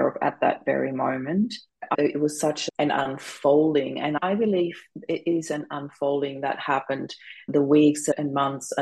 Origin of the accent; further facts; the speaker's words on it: Austria; moved away as an adult; now in Australia; I am originally from Austria